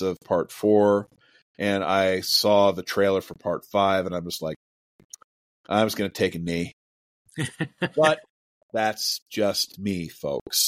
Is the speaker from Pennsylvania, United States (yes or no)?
yes; Pennsylvania, United States; filmed in my hometown